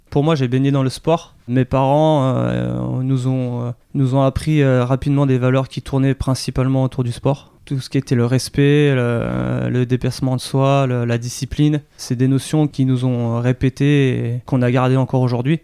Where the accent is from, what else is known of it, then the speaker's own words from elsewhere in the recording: Annecy, Auvergne-Rhône-Alpes, France; also born or lived in Mâcon; now in Saône-et-Loire, France; on s'est vite euh, séparés, expatriés du côté de Haute-Savoie. Euh, aux alentours d'Annecy. Euh, donc j'ai fait mon enfance, euh, scolarité